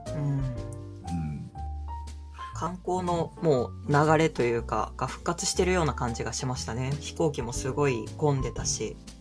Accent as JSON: {"language": "Japanese", "region": "Kagawa", "country": "Japan", "tie": "born or raised there", "also_born_or_lived": "Fukuoka", "moved": "as an adult", "said": "私香川県出身"}